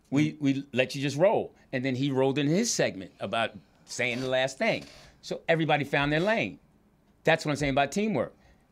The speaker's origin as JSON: {"language": "English", "region": "East Coast", "country": "United States", "moved": "yes", "lives_now": "California, United States", "said": "I'm from the East Coast"}